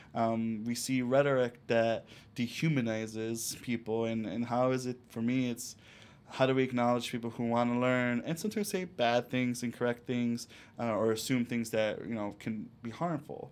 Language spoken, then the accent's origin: English; Chicago, Illinois, United States; also born or lived in Cicero, Illinois; I grew up in La Villita, Little Village, and Cicero